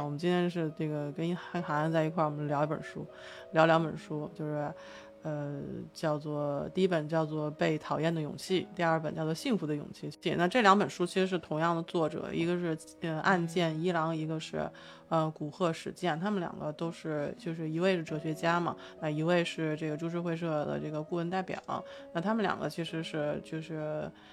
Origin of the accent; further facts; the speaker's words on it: China; 反正我们是中国人嘛